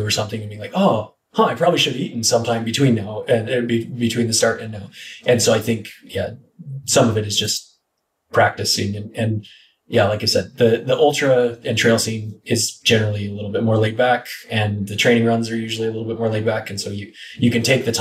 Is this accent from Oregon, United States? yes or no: yes; Northeastern Oregon, United States; moved away; also born or lived in Oahu, Hawaii; it's a very irrigated part where I grew up in Northeastern Oregon